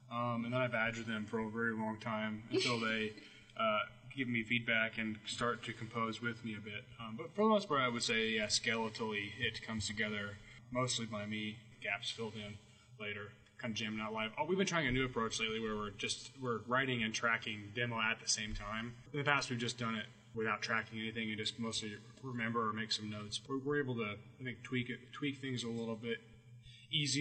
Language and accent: English; Southern Illinois, United States; We're all from Illinois, Southern Illinois originally